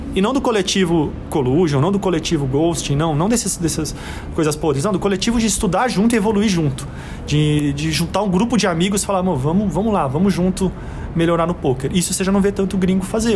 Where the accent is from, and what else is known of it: Brazil